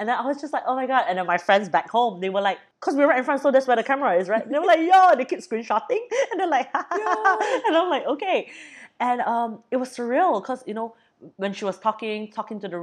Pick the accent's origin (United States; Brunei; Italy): Brunei; I'm from Brunei.